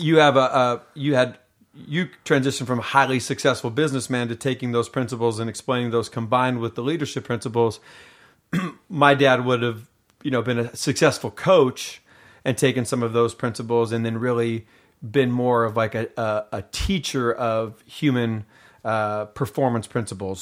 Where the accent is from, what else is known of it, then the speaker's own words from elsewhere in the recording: Seattle, Washington, United States; moved away as an adult; also born or lived in Los Angeles; I was raised in Seattle, Washington